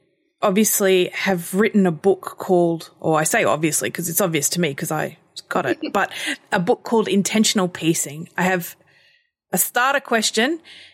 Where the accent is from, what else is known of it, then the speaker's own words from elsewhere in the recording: Australia; as an Australian